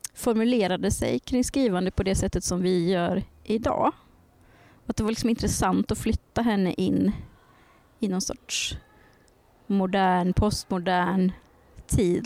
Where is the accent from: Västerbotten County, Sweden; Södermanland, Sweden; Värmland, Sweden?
Värmland, Sweden; jag är från Värmland